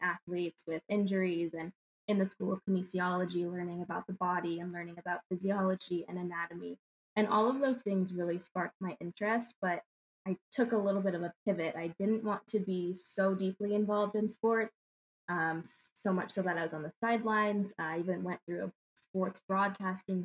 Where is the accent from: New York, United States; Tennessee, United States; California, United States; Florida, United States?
California, United States; Valencia; moved away as an adult; also born or lived in Palmdale, California / Michigan; I was born and raised in California, born in Palmdale, and then lived in Valencia.